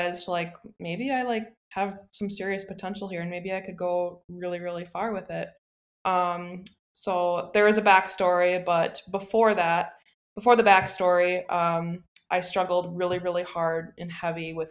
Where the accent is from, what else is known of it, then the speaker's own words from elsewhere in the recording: Plymouth, Wisconsin, United States; moved away as an adult; now in Green Bay, United States; I'm from a small town called Plymouth. Plymouth is about 1.5 hours down south.